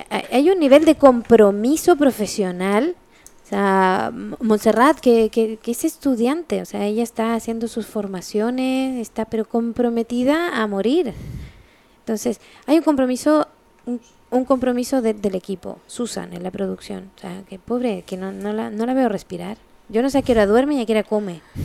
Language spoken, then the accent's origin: Spanish; Chile; also born or lived in Spain; now in France; Yo vivo en Francia, soy chilena, mitad alemana